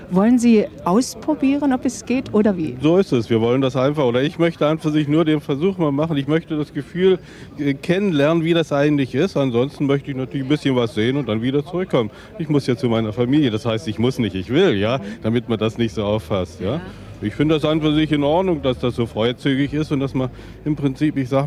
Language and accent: German; Mecklenburg-Vorpommern, Germany; Na, ich bin aus Mecklenburg, ja.